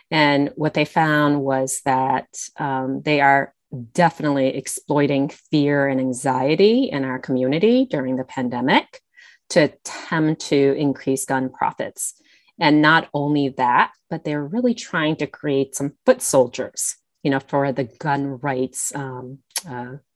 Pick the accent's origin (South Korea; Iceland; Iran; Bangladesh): South Korea; now in United States; Um, in fact, I'm an immigrant from South Korea.